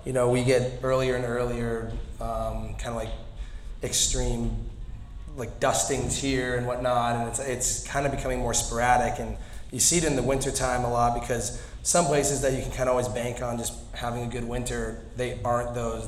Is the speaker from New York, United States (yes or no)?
no; Park City, Utah, United States; I grew up in Park City, Utah.